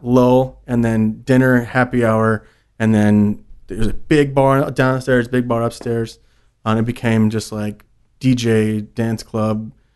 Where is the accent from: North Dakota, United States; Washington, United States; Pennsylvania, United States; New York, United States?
New York, United States; growing up in New York